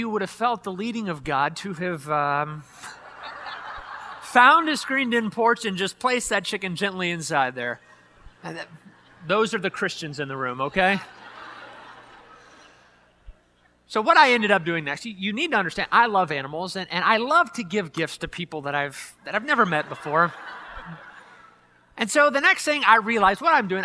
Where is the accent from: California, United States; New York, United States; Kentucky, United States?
Kentucky, United States; Louisville; moved away; back in the town that I grew up in over in Louisville, Kentucky